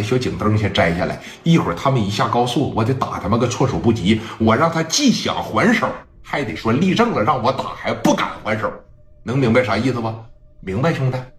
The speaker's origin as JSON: {"language": "Chinese", "town": "Qingdao", "region": "Shandong", "country": "China", "said": "如果说聂磊赢了，我认为这是在给咱们青岛的争光；如果聂磊输了，我相信呢，咱们青岛人也能抱起团来给他们打回东北。"}